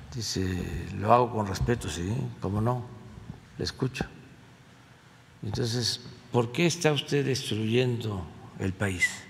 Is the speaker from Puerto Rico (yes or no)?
no; Mexico; Eso somos todos los mexicanos